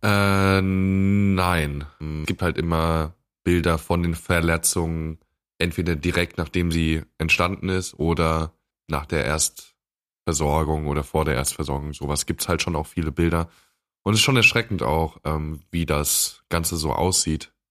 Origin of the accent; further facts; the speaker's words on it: Germany; bei uns in Deutschland